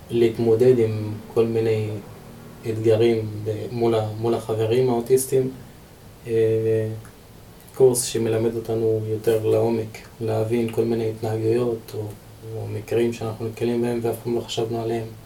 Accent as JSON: {"language": "Hebrew", "town": "Deir al-Asad", "region": "Northern District", "country": "Israel", "said": "בן 27. במקור אני מצפון, כפר דיר אל-אסד."}